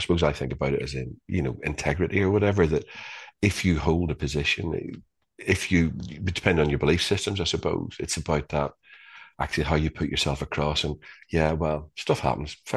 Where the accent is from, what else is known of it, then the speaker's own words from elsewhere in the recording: Northern Ireland, United Kingdom; growing up in Northern Ireland in the 70s and the 80s